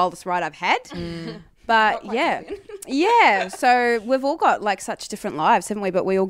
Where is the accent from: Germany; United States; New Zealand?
New Zealand; moved away as an adult; now in Melbourne, Australia; I moved to Melbourne from New Zealand when I was 18 and studied dancing for 3 years and then did that for a while with my best friend.